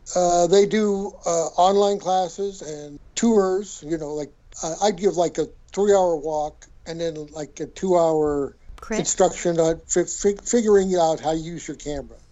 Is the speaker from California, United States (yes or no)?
no; Colorado, United States; also born or lived in Boulder, Colorado; now in San Francisco, United States; I grew up in Colorado and lived in Boulder forever